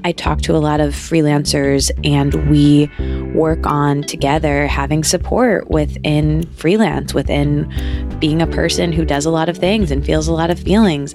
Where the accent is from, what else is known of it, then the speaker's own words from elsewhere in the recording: Midwest, United States; I'm from the Midwest